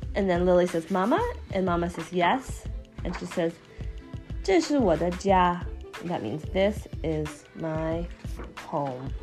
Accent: China; I'm from China.

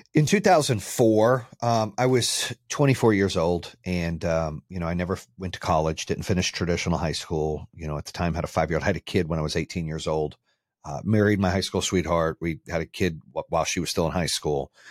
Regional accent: Phoenix, Arizona, United States; also born or lived in Birmingham, Michigan; now in Charlotte, United States; I grew up in Phoenix and then I lived in Charlotte for a long time

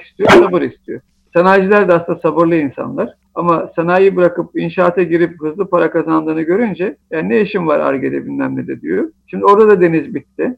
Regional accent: Artvin, Turkey; moved away; also born or lived in Istanbul; Ben 1972 yılında Artvin'de doğdum.

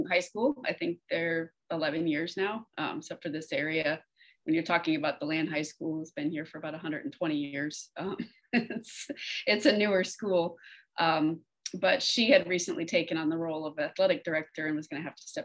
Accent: West Coast of Florida, United States; also born or lived in Texas / Orange City, Florida; I was actually born in Texas, but I've lived in Florida enough of my life to say that I'm from Florida. Grew up over on the West Coast and moved to Central Florida when I was a teenager

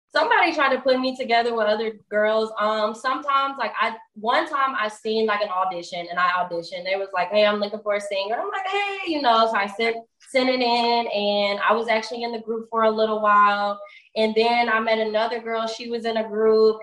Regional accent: Atlanta, Georgia, United States; also born or lived in Indianapolis, Indiana; I'm from Indianapolis, but I was raised here. I've been here since I was three. Um, so I'm in Atlanta currently

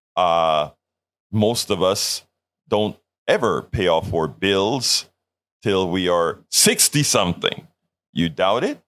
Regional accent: Colón, Panama; now in United States; I'm from Panama, Central America.

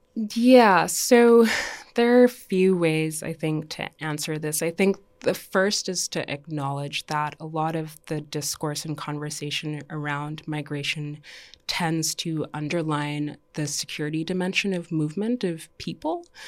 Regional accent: Dominica; also born or lived in Canada / United States; now in New York, United States; I was born and raised in Dominica

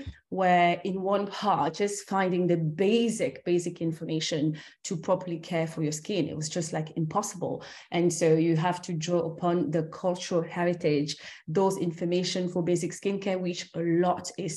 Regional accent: France; also born or lived in Cameroon; I'm originally from Cameroon. That's where I was born. And I grew up in France and in Europe

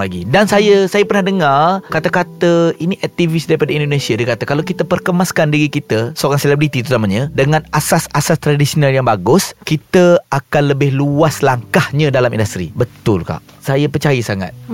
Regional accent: Kota Bharu, Kelantan, Malaysia; moved away as an adult; also born or lived in Shah Alam; saya sebenarnya saya orang Kelantan, orang Kota Bagu.

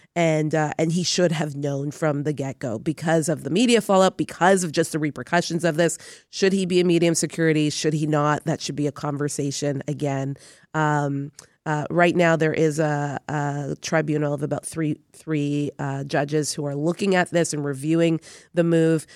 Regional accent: Toronto, Ontario, Canada; I grew up in Toronto housing

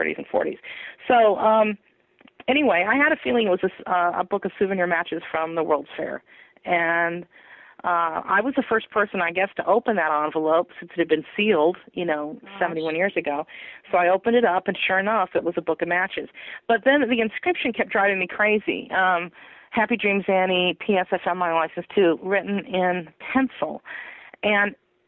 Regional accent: Humboldt County, California, United States; I grew up in Humboldt County

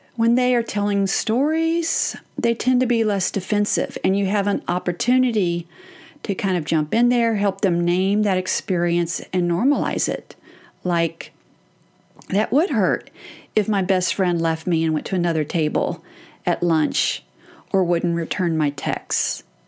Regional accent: Texas, United States; I'm from Texas?

